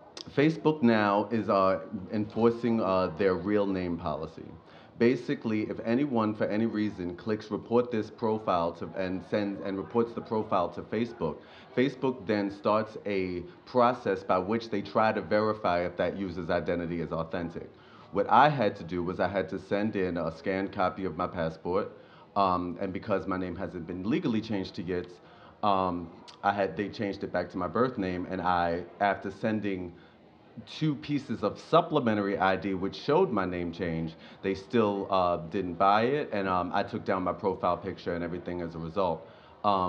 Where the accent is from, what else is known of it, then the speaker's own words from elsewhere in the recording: Baltimore, Maryland, United States; I was born and raised in Baltimore